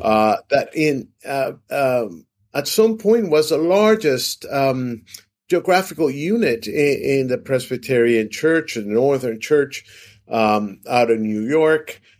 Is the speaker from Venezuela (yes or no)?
yes; Venezuela; born or raised there; moved away as an adult; also born or lived in Brazil; now in United States